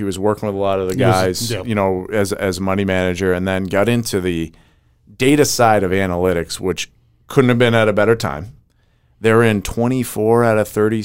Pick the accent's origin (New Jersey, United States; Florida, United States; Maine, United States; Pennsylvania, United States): Maine, United States; I'm from Maine